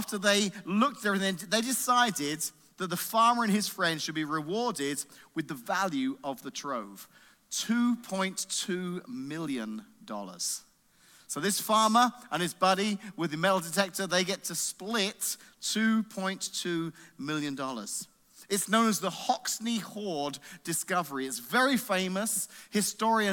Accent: England, United Kingdom; moved away; I grew up in England, and our school system's different over there

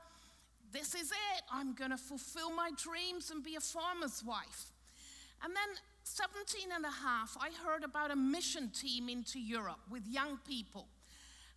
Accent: Cornwall, South West England, United Kingdom; now in Austria; I grew up in Cornwall in England on a big farm.

